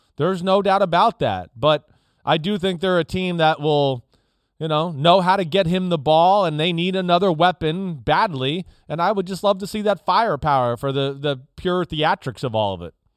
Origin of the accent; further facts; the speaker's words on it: Newark, New Jersey, United States; I grew up in Newark